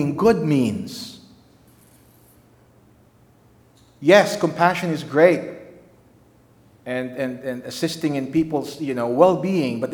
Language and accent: English; Philippines; moved away as an adult; now in United States; I'm from the Philippines